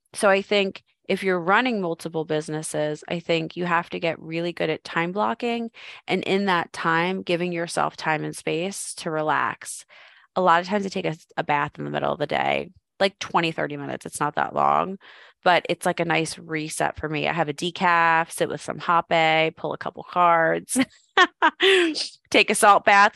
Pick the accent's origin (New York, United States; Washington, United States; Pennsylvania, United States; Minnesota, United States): Pennsylvania, United States; Philadelphia; moved away as an adult; also born or lived in Arizona; I'm from Philadelphia, sold all my stuff, moved to Arizona